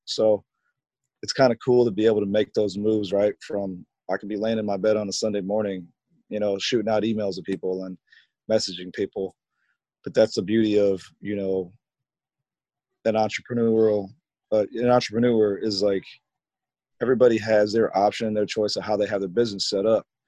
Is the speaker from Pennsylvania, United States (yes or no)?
no; Rock Island, Illinois, United States; I am from Rock Island, Illinois. I graduated from Rocky in 2003